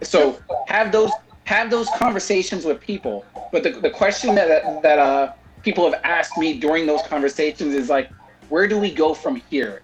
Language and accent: English; California, United States; growing up in California, like all of us did